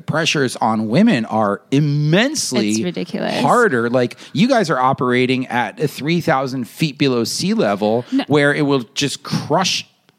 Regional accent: New York, United States; I'm not from a country. I'm from New York.

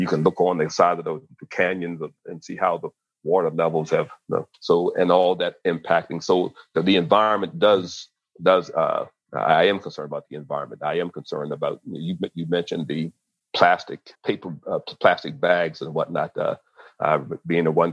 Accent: Maryland, United States; growing up in the Mid-Atlantic in Maryland

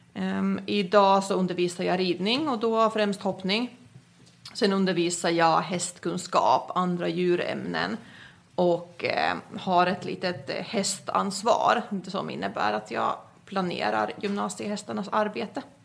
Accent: Finland; moved away as an adult; also born or lived in Skåne, Sweden; now in Sweden; Jag är ju född och uppvuxen i Finland, kom till Sverige efter studenten

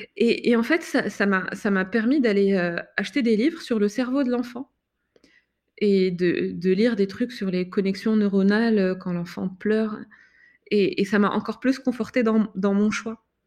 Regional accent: Morocco; now in France; dans mon pays d'origine

